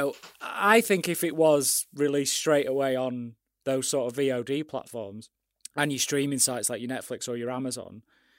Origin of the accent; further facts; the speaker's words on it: United Kingdom; Because I'm a Brit